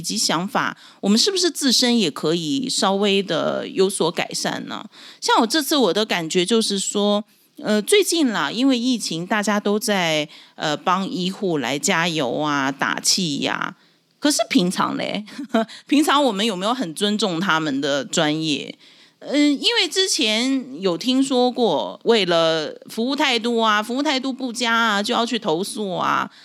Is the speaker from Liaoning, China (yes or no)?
yes; Dalian, Liaoning, China; moved away as an adult; now in Taiwan; 我是出生在中国大连的台湾新住民，那现在是我在台湾住的第七年，我是精神台湾人